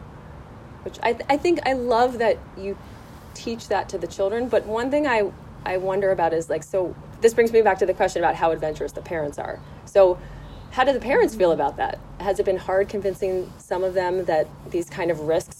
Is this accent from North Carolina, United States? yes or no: no; Connecticut, United States; now in Los Angeles, United States; where I grew up in Connecticut